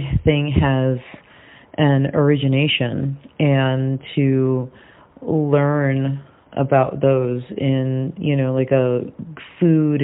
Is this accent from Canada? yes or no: no; Venezuela; Venezuela, my home country